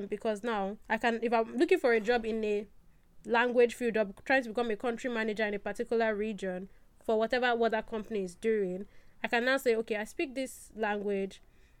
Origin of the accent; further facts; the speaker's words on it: Nigeria; I'm Nigerian